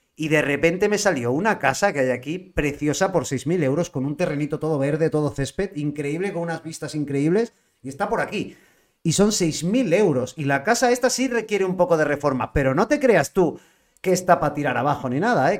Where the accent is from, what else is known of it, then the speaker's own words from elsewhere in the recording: L'Hospitalet de Llobregat, Catalonia, Spain; Yo soy de Barcelona, de Hospitalet